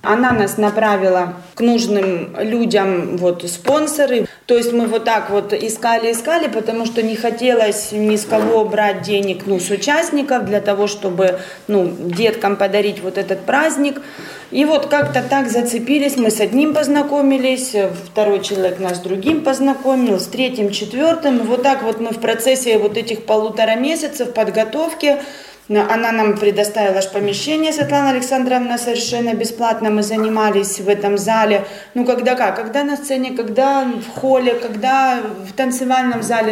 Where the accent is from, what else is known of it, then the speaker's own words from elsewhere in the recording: Ukraine; moved away as an adult; now in Latvia; мы с Украины